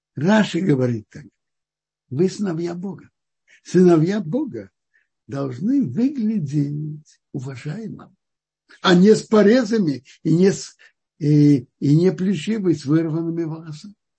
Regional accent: Kazan, Tatarstan, Russia; я родился в Казани уже у папы с мамой, с отцом, которые соблюдали

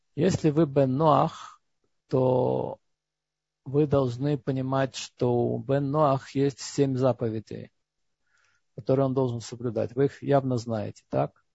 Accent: Georgia; moved away; Я вырос в Грузии, потому что там не было антисемитизма

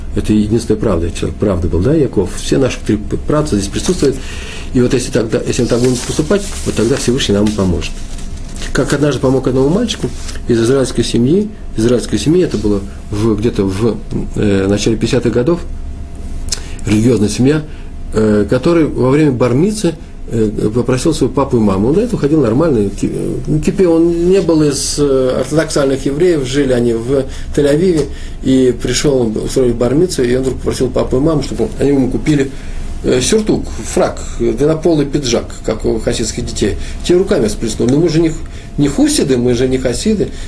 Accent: Moscow, Russia; Я, москвич

